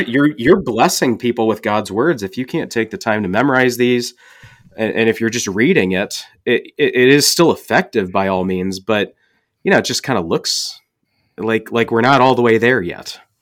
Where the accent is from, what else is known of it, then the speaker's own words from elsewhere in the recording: St. Louis, Missouri, United States; I grew up in Saint Louis